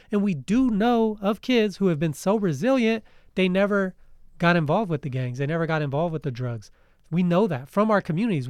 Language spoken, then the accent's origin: English; United States; Us as American citizens